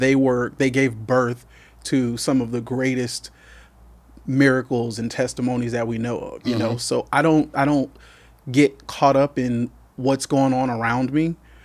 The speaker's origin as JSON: {"language": "English", "region": "California", "country": "United States", "tie": "born or raised there", "said": "So I was born and raised here in the Valley. I am one of four children. My mother's a native of the Valley. My family migrated here from Texas."}